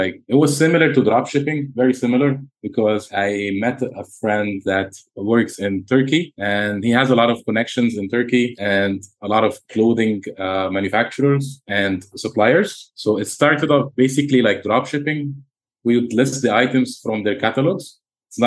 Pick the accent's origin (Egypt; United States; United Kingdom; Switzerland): Egypt; now in Dubai, United Arab Emirates; I have a clothing brand in Dubai and in my home country, Egypt